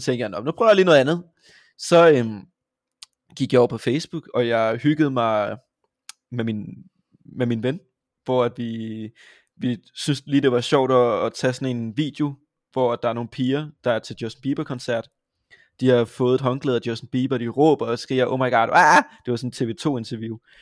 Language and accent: Danish; Vojens, Southern Denmark, Denmark; also born or lived in Haderslev; Jeg kommer fra Vojens. Jeg har ja. også boet i Haderslev